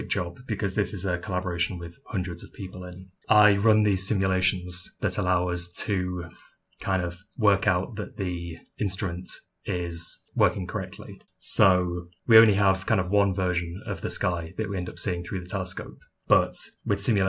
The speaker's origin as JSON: {"language": "English", "country": "United Kingdom", "lives_now": "Durham, United Kingdom", "said": "as you might be able to tell by my voice, I'm British"}